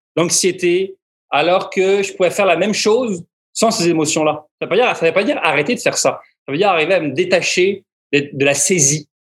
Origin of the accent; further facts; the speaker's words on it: France; en, tant que Français